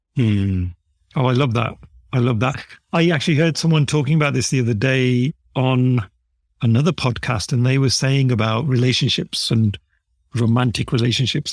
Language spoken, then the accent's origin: English; United Kingdom; accent: British; I was born here in the U K.